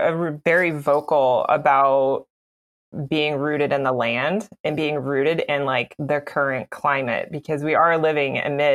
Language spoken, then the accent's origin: English; Florida, United States; I grew up in Florida, actually, like all over.